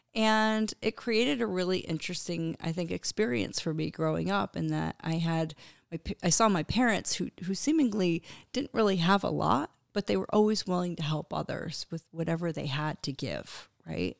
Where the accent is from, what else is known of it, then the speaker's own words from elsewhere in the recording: Connecticut, United States; I grew up in Connecticut on a little Christmas tree farm